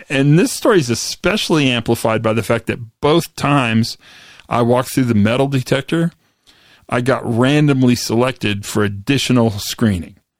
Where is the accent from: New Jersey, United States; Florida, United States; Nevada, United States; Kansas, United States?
Kansas, United States; Western; moved away; I grew up in Western Kansas